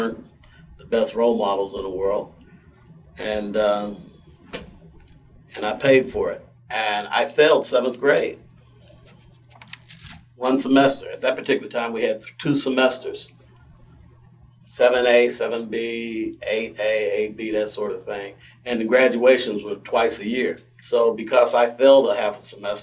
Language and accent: English; Pittsburgh, Pennsylvania, United States; also born or lived in Virginia / Braddock, Pennsylvania; I was raised in, for the most part, in Homewood. I was born in Virginia, moved to Braddock at an early age, moved to Homewood in 1954